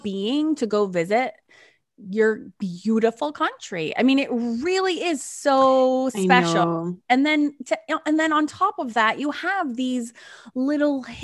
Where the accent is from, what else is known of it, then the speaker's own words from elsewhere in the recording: United States; as an American